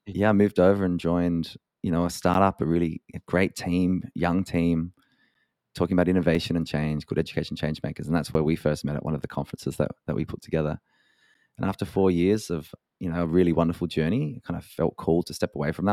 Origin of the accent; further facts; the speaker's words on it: Adelaide, South Australia, Australia; moved away as an adult; also born or lived in Dublin; I spent a lot of my, a lot of my kind of early years growing up in Adelaide, which is a beautiful city of one point three million people in South Australia.